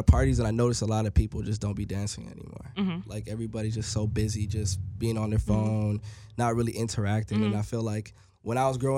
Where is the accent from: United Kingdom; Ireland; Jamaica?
Jamaica; I'm Jamaican